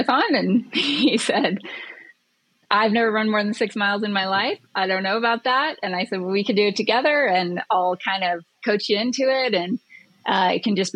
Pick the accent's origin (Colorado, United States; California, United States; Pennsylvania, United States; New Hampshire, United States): Colorado, United States; Ouray; moved away; I grew up in Ouray